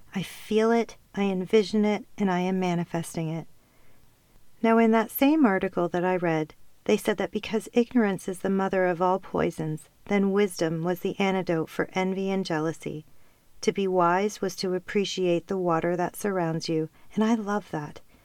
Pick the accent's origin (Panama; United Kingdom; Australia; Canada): Canada; also born or lived in Ontario / Calgary, Alberta / Costa Rica; I have never felt at home in Canada. And yes, that may sound crazy seeing as I was born and raised here